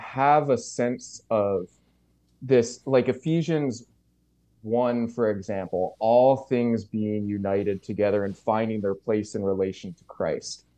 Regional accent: St. John's, Newfoundland and Labrador, Canada; moved away as an adult; now in New Brunswick, Canada; I grew up in Saint John's, uh, N L

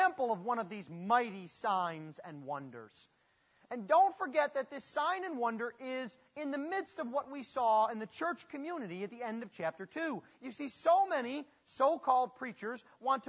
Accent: Buffalo, New York, United States; moved away; I'm from Buffalo

